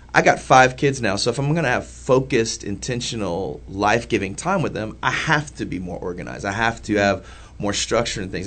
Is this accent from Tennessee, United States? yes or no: no; Indianapolis, Indiana, United States; I grew up, like I said, I grew up in the Old North Side